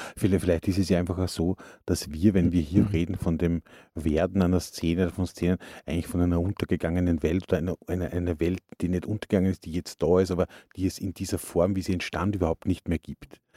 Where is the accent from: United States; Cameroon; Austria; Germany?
Austria; Upper Austria; now in Salzburg, Austria; Wir sind aus Oberösterreich